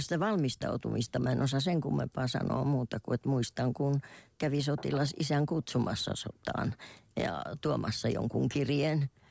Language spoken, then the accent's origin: Finnish; Kymi, Kymenlaakso, Finland; mä kotosin Kotkan läheltä, Kymissä asuttiin